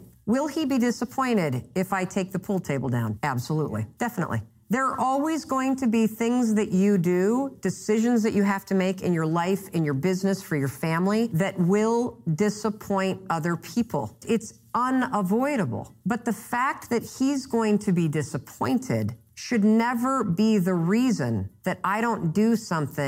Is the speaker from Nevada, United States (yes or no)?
no; Muskegon, Michigan, United States; now in Boston, United States; I grew up in Muskegon, Michigan